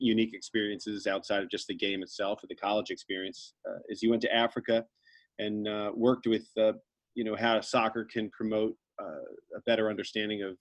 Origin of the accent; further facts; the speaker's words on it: Ireland; as an Irish kid